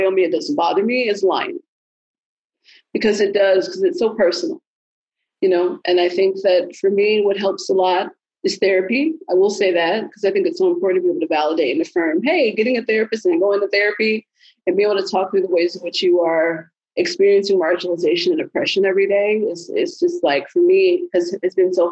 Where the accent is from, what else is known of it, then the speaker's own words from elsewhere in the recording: Chicago, Illinois, United States; I'm originally from the South Side of Chicago